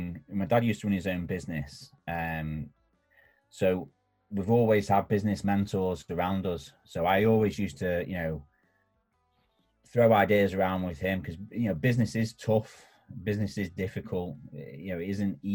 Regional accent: Warrington, North West England, United Kingdom; My dad was from Leeds and I grew up in Warrington

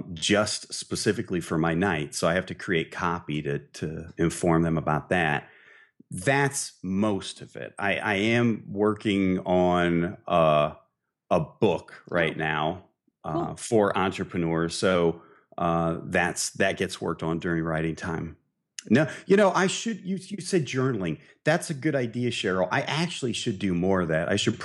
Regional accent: Midwest, United States; I grew up in the Midwest, okay?

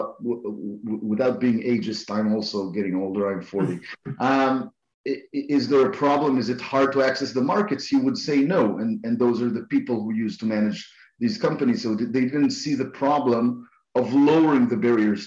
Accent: Israel; I'm from Israel

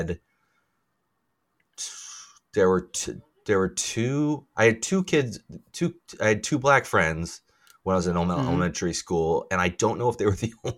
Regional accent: Middletown, United States; I grew up in Middletown itself, and it was the whitest

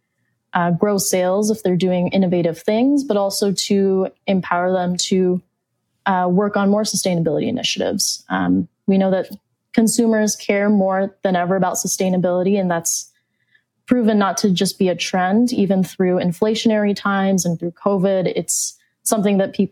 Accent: Phoenix, Arizona, United States; I'm from Phoenix, Arizona

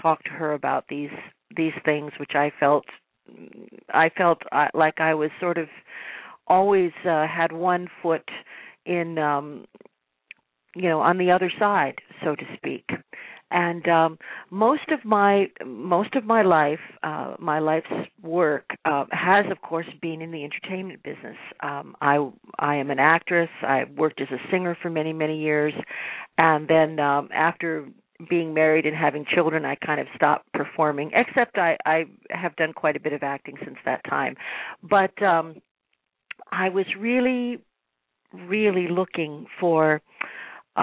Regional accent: New York, United States; being a New Yorker myself

